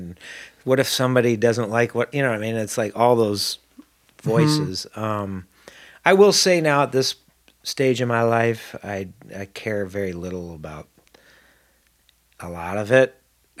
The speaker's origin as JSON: {"language": "English", "town": "Syracuse", "region": "New York", "country": "United States", "tie": "born or raised there", "said": "Upstate New York. Syracuse. Okay, Syracuse. Yep."}